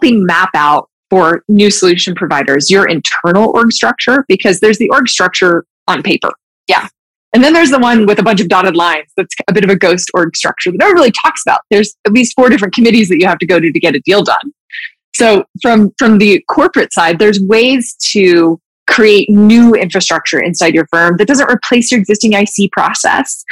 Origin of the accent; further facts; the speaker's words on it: Utah, United States; I grew up in Utah, like super big outdoorsy state.